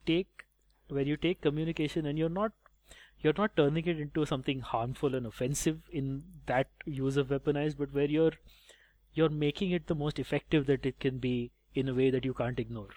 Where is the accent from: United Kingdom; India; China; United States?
India; I enjoy being Indian